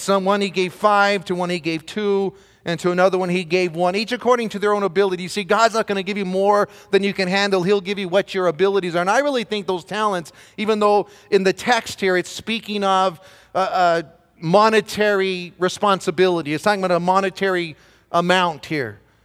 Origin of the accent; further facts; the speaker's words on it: Southern California, United States; moved away as an adult; now in Belen, United States; raised in Southern California.